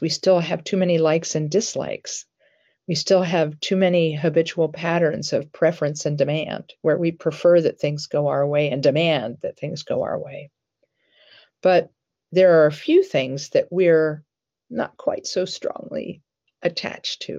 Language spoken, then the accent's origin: English; Columbus, Ohio, United States; I grew up in the Barnett Road area near Livingston Avenue